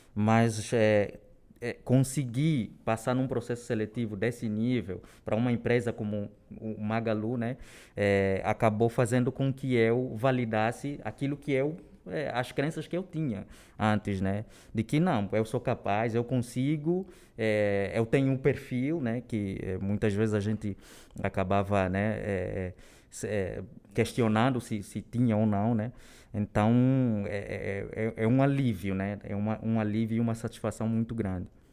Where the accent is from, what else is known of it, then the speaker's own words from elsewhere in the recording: Luanda, Luanda Province, Angola; moved away as an adult; also born or lived in Rio de Janeiro; now in São Paulo, Brazil; Eu venho de Angola, né? É, nasci lá na capital de Angola, Luanda, e eu moro no Brasil já há nove anos